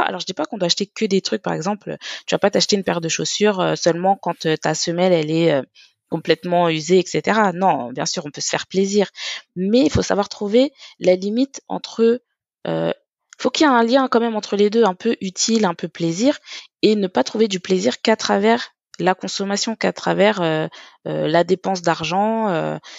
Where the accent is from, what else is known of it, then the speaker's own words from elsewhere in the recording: Paris, Île-de-France, France; je suis parisienne